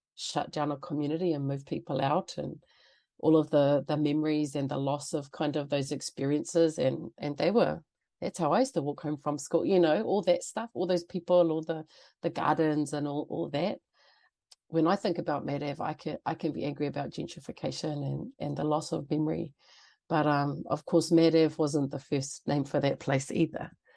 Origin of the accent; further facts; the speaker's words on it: Auckland, New Zealand; moved away as an adult; now in Canada; I grew up mostly in Auckland